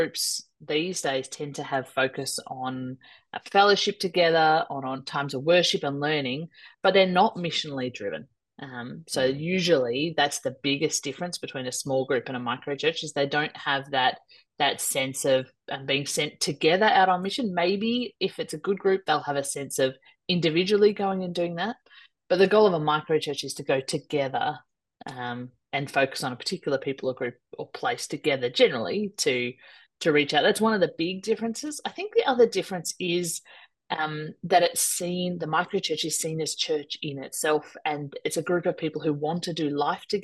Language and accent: English; Melbourne, Victoria, Australia; I'm from Melbourne in Australia